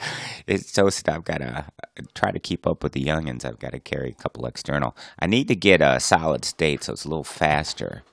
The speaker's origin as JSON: {"language": "English", "town": "Plymouth", "region": "Michigan", "country": "United States", "tie": "born or raised there", "said": "my hometown of Plymouth, Michigan"}